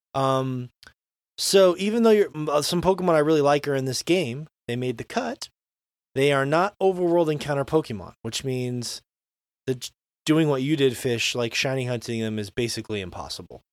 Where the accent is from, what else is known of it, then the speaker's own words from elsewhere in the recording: Florida, United States; when I was, you know, ten years old growing up in Florida